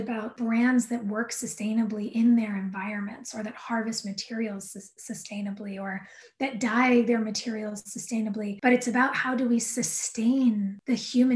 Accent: Southern California, United States; I grew up in Southern California

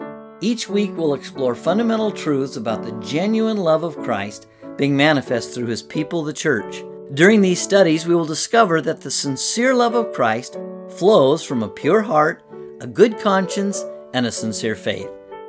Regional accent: California, United States; born there; also born or lived in Montana; now in Oregon, United States; Although I was born in California, so if you want to hate on me, that's fine. I moved here from Montana

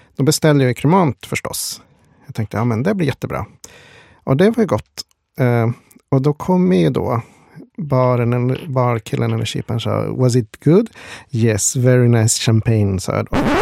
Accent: Sweden; Svenne som man är

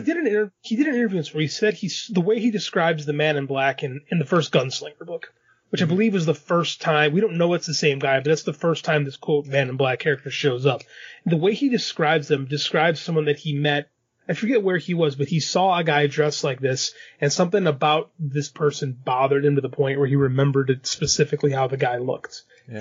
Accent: Chicago, Illinois, United States; I grew up in Chicago

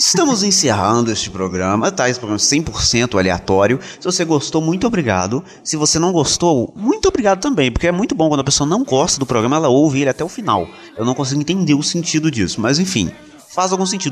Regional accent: Minas Gerais, Brazil; sou mineiro

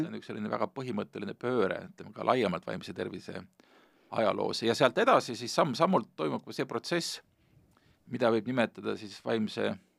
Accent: Hiiumaa, Hiiu County, Estonia; moved away; mina, kes ma suuresti kasvasin üles Hiiumaal

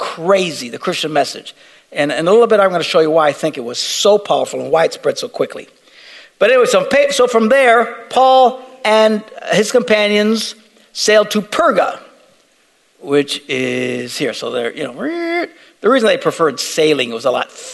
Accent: Green Bay, Wisconsin, United States; We're from Green Bay

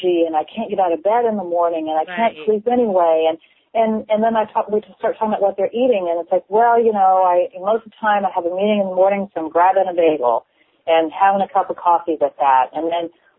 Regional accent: Kentucky, United States; I'm from Kentucky

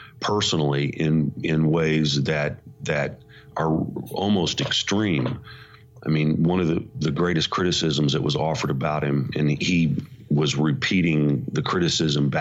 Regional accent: Indiana, United States; moved away as an adult; also born or lived in suburb of New York City; now in New York City suburb, United States; I'm from Indiana, so I am an unlikely guy to be leading a successful congregation in a suburb of New York City

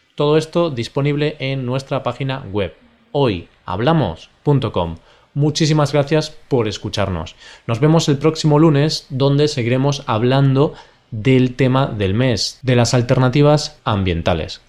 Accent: Spain; somos españoles

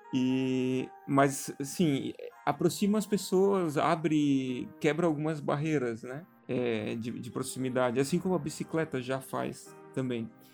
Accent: Blumenau, Santa Catarina, Brazil; a gente é de Blumenau, Santa Catarina

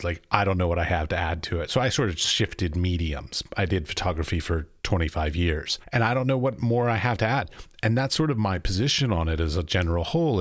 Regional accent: United States; moved away as an adult; also born or lived in United Arab Emirates; I'm from America, so I grew up going through schooling

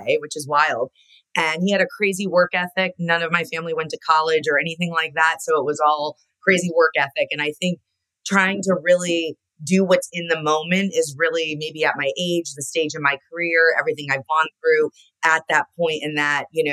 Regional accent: Connecticut, United States; I grew up in Connecticut.

